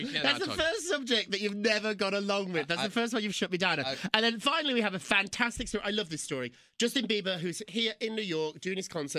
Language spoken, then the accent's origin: English; United Kingdom; I'm not. I'm so British about it.